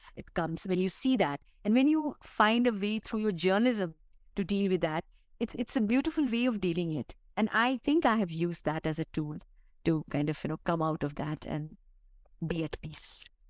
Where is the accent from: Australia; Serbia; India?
India; Bihar; now in Delhi, India; I come from Bihar, which is one of the poorest state and you know you you grow up i grew up in a very very modest family